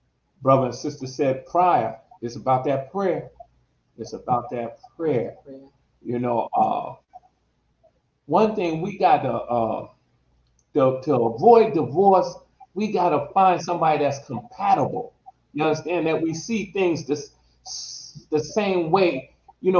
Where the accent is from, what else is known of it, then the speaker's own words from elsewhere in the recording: New Jersey, United States; We're from New Jersey